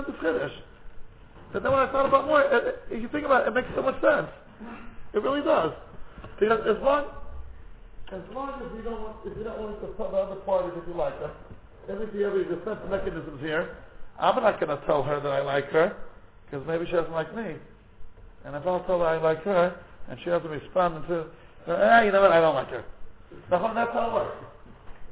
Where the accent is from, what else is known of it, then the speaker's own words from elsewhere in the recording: United States; as an American